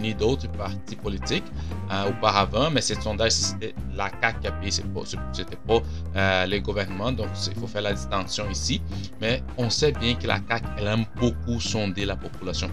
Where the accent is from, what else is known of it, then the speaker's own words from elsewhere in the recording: Brazil; French is a second language; now in Quebec, Canada; je viens du Brésil. Euh, et j'ai appris le français euh, au Brésil. J'arrive ici, puis je parlais déjà français